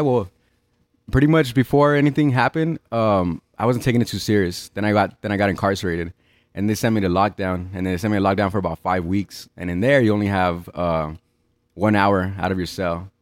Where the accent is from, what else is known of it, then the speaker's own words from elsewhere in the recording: El Paso, Texas, United States; I grew up in Central, Central Paso seven nine nine three oh, off of Truman Street